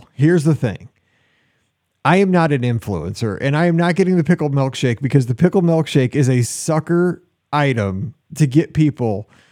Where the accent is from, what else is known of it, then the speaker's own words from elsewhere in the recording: Midwest, United States; I'm from the Midwest